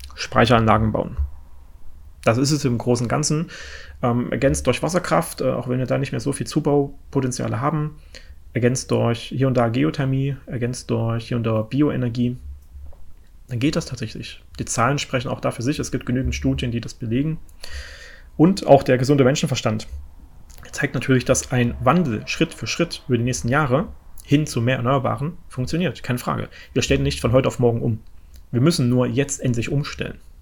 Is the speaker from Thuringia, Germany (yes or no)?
yes; Thuringia, Germany; ich komme ja äh, aus Thüringen, und ich wohne jetzt mittlerweile ja in, in Ostthüringen